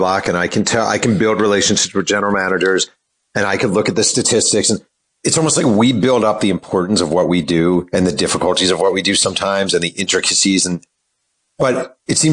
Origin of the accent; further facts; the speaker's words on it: New York, United States; As a New Yorker